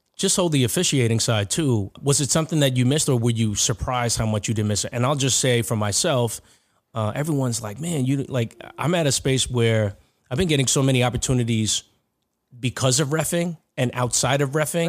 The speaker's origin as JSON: {"language": "English", "region": "New York", "country": "United States", "said": "everyone knows you're from New York"}